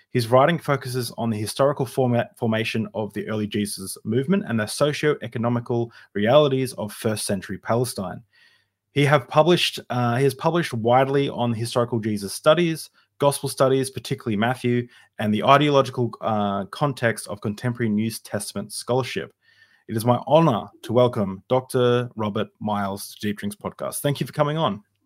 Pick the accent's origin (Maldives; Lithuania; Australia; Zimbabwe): Australia; I'm, I'm, uh, born in Australia. Uh, you know, I, I grew up in Australia